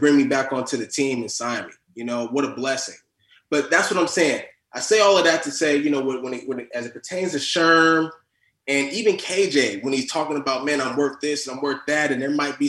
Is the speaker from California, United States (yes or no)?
yes; Fremont, California, United States; also born or lived in Oakland; I grew up more so in Fremont, which is kind of like a 20-minute, you know, distance there